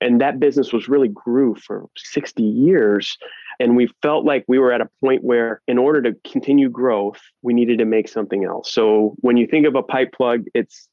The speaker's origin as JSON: {"language": "English", "region": "Northwest Ohio", "country": "United States", "tie": "born or raised there", "also_born_or_lived": "Columbus, Ohio", "said": "I grew up in a very, very small town in Northwest Ohio, population 500"}